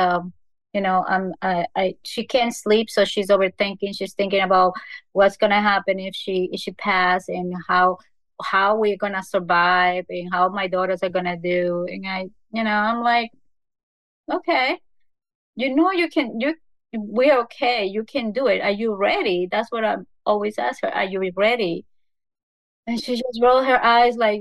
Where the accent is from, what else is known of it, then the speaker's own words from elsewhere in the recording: Ecuador; moved away; From Ecuador